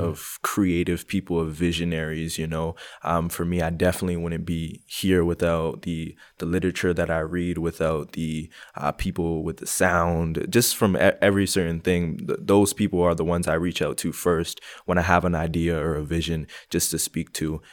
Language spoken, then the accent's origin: English; Montreal, Quebec, Canada; moved away as an adult; now in Calgary, Canada; I was born and raised in Montreal, Quebec. Um, moved to Calgary around six years ago